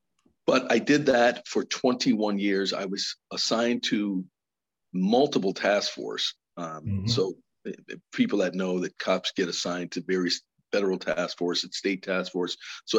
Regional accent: New Haven, Connecticut, United States; I ran that program in Bridgeport because I'm from New Haven and I really wanted a challenge.

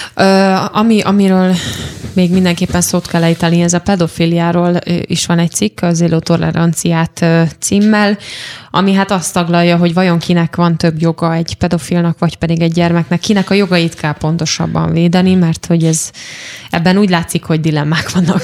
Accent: Eger, Heves, Hungary; Egri lévén

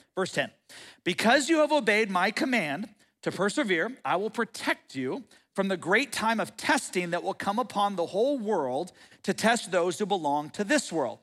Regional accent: United States

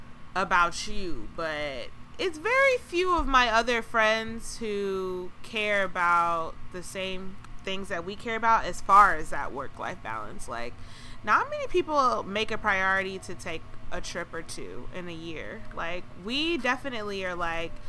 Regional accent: Georgia, United States; my home state of Georgia.

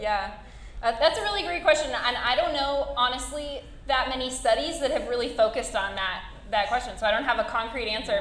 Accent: Alaska, United States; now in Utah, United States; I grew up in Alaska

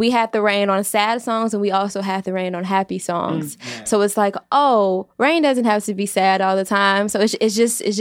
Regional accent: Chicago, Illinois, United States; I'm from the south side of Chicago

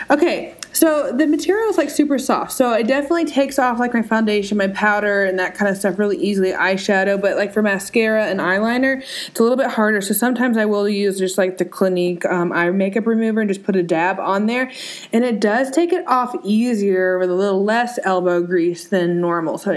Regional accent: India; It's just you know sometimes I'm Indian. Okay, there, it has to be a little spicy.

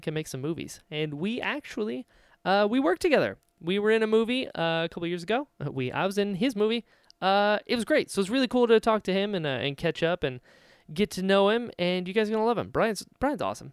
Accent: Florida, United States; also born or lived in North Carolina; I'm from North Carolina, but I grew up in Florida

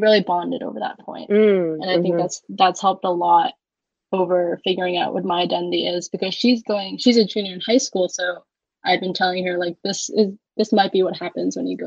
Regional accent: Philadelphia, Pennsylvania, United States; also born or lived in Nanning, Guangxi, China; I grew up in the Philly area, like maybe like a stone throw away from actual Philadelphia

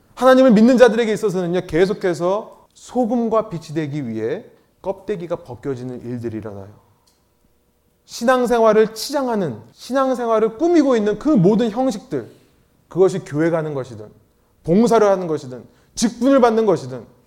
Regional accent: Seoul, South Korea; moved away as an adult; 저도 강남 출신인데

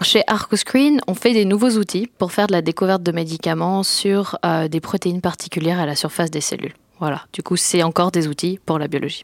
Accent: France; moved away as an adult; also born or lived in Lausanne, Switzerland / Boston, United States; now in Switzerland; je suis française d'origine et je suis venue à l'EPFL pour faire des études

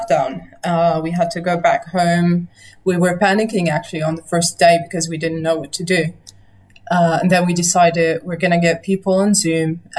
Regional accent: Nazareth, Northern District, Israel; also born or lived in Haifa / London; Home was Nazareth then. I was born in Nazareth, I moved to Haifa, and then I came back

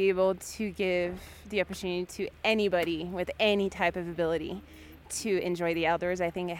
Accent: France; now in Aspen, United States; I'm from France and we don't have the same programs.

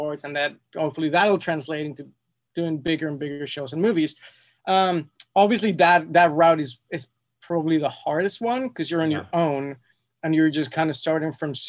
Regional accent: Mexico City, Mexico; moved away as an adult; also born or lived in London; now in Los Angeles, United States; born and raised in Mexico City

